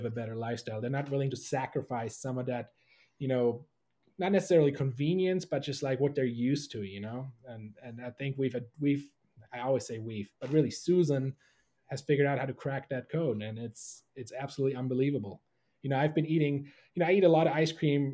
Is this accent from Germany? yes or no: yes; Germany; moved away; I was born and raised in Germany